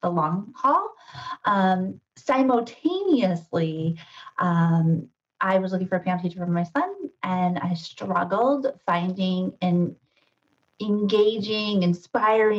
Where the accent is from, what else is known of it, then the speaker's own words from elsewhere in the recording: Ohio, United States; moved away as an adult; also born or lived in Madison, Wisconsin / Lehigh Valley, Pennsylvania; now in Sudbury, United States; I'm not a native New Englander. I'm a Midwesterner. I was born and raised in Ohio